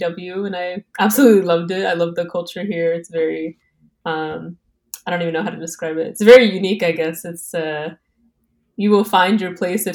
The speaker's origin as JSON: {"language": "English", "region": "Texas", "country": "United States", "said": "I'm from Texas"}